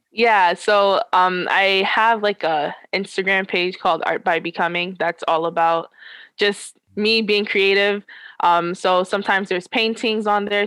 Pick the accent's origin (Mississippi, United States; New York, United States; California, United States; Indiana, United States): New York, United States; I am from New York